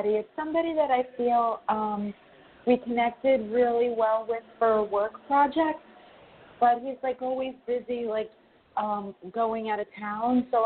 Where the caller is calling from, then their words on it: New York, United States; from New York.